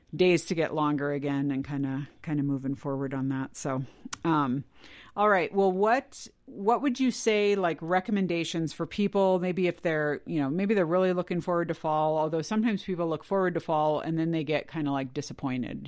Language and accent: English; California, United States; moved away; I grew up in California